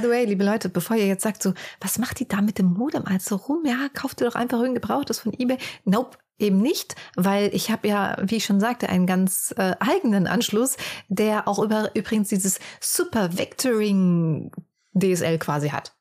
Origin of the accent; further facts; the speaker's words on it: near Frankfurt, Hesse, Germany; wir kommen ja eher so aus dem Hessischen, näher Frankfurt.